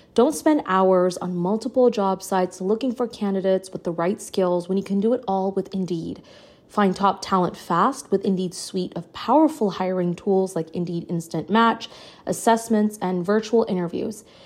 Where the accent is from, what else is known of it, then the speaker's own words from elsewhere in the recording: Canada; I'm from Canada, and I work very closely with our publications here